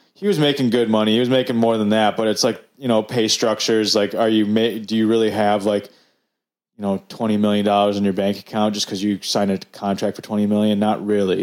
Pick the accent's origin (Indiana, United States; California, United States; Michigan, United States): Michigan, United States; Detroit; we're from Detroit